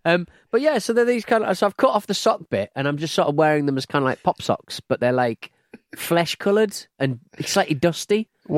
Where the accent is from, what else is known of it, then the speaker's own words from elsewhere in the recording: England, United Kingdom; I'm English